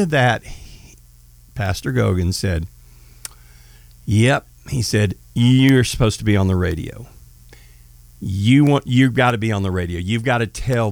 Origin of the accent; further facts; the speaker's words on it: Marshall, Texas, United States; George Foreman lived in my hometown, and it's called Marshall, Texas